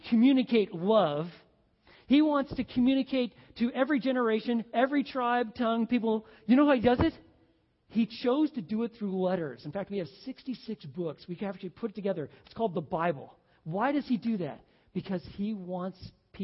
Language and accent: English; Oregon, United States; we're from Oregon